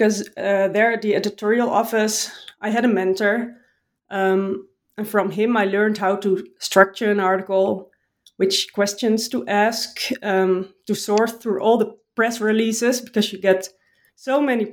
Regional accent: Utrecht, Netherlands; I was joining an athletics club in my hometown in Utrecht

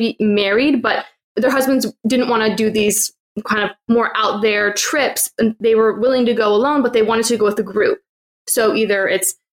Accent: Illinois, United States; moved away as an adult; also born or lived in Orlando / Vietnam; I grew up in the Midwest in Illinois, so I'm very friendly

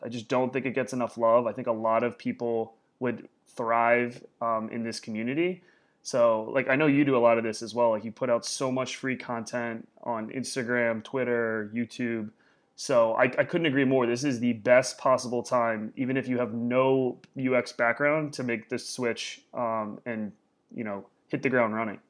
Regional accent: Warsaw, Indiana, United States; moved away; my childhood was in Indiana

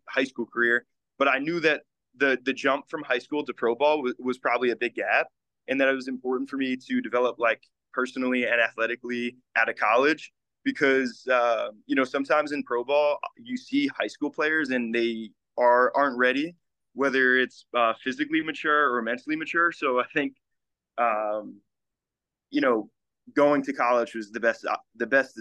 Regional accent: Livingston, New Jersey, United States; I'm from Livingston, New Jersey, which is like North Jersey.

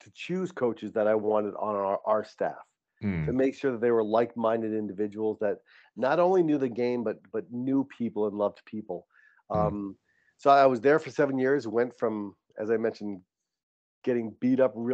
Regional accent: East Coast, United States; moved away as an adult; also born or lived in New Hampshire; now in San Diego, United States; We're both from the East Coast

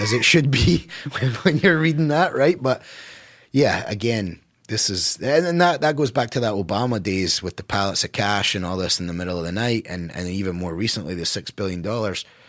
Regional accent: United States; as an American

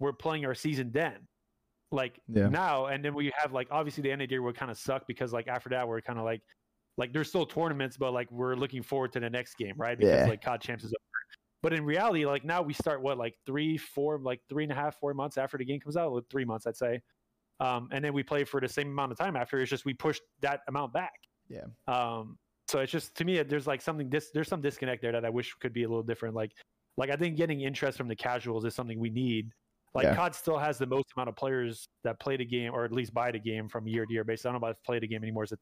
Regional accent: Canada; moved away as an adult; I'm still a Canadian. I need a new work visa

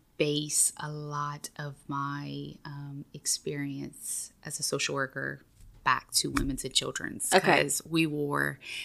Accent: Maurice, Louisiana, United States; now in Breaux Bridge, United States; I am originally from Maurice, Louisiana, which is a small town outside of Lafayette.

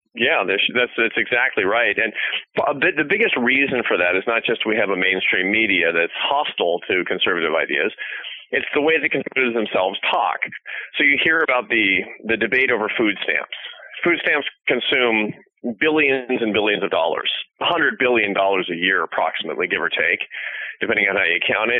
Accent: Seattle, Washington, United States; I grew up in Seattle in a liberal home

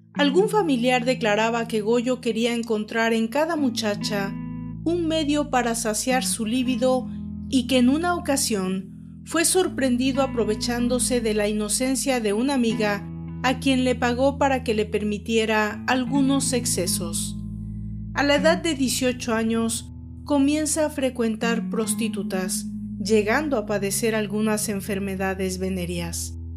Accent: Mexico; En México, mi país de origen

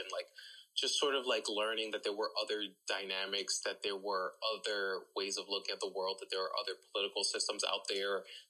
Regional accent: West New York, New Jersey, United States; West New York, New Jersey, which is my hometown. That's where I grew up.

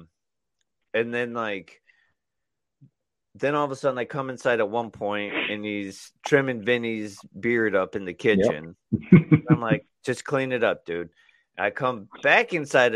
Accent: Michigan City, Indiana, United States; my hometown

